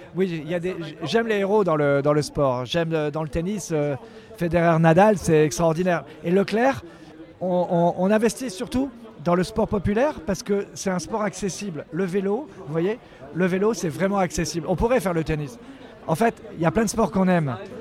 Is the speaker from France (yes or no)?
yes; Brittany, France; chez moi en Bretagne